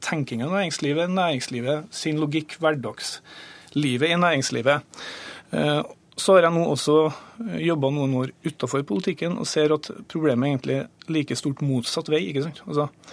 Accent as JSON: {"language": "Norwegian", "town": "Grong", "region": "Trøndelag", "country": "Norway", "said": "jeg satt i kommunestyret hjemme i Grong i Namdalen"}